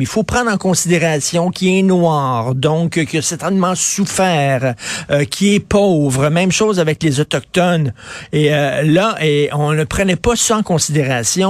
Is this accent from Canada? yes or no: yes; Montreal, Quebec, Canada; J'ai grandi à Verdun